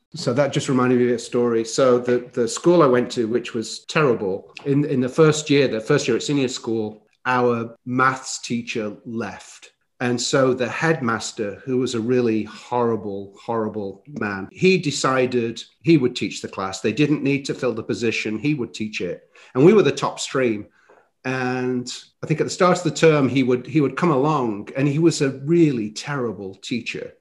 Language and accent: English; Chesterfield, East Midlands, United Kingdom; moved away as an adult; now in United States; my hometown is called Chesterfield